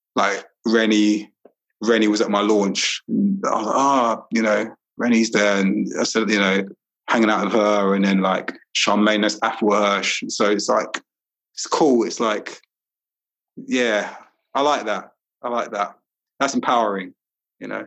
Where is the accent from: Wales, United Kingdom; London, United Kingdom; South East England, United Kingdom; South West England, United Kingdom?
London, United Kingdom; moved away as an adult; also born or lived in Walthamstow / Highbury; I grew up in Brixton